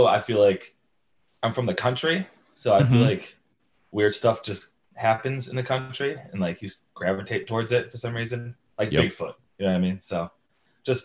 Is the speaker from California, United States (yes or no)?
no; Jamestown, New York, United States; now in Morgantown, United States; I'm from Jamestown, New York, which is in Western New York.